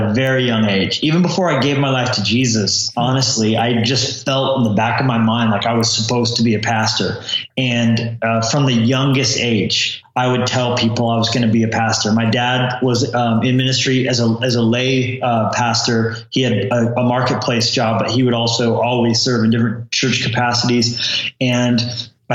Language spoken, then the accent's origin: English; Colorado, United States; also born or lived in New Mexico / California; now in Montana, United States; I grew up in Colorado originally